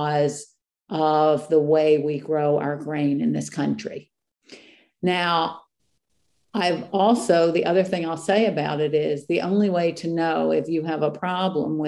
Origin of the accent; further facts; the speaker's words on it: East Coast, United States; I am from the East Coast